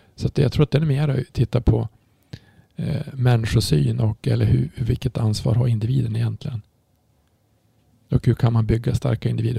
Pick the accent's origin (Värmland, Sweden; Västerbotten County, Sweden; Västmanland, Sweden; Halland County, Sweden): Västerbotten County, Sweden; Umeå; jag kommer från Umeå